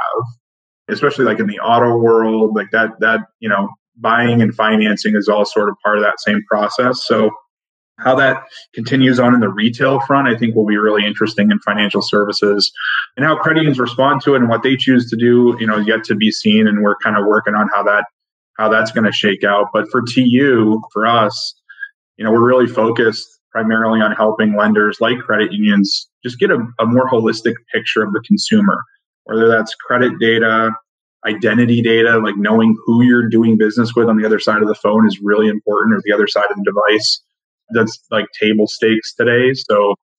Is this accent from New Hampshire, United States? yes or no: yes; New Hampshire, United States; now in Connecticut, United States; growing up in New Hampshire